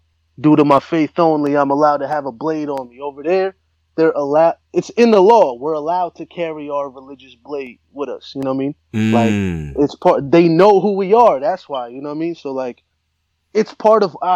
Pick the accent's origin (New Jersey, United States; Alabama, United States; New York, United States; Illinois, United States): New Jersey, United States